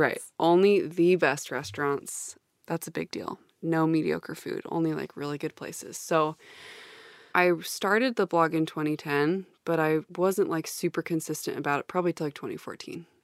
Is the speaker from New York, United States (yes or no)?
no; Salt Lake City, Utah, United States; moved away as an adult; also born or lived in Austin; I'm just like Corinne from Salt Lake City. We grew up in the same household